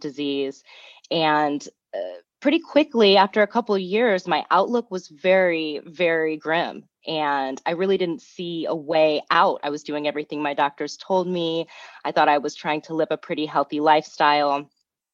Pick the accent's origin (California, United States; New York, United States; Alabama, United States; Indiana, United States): Indiana, United States; Fort Wayne; I grew up in Fort Wayne, Indiana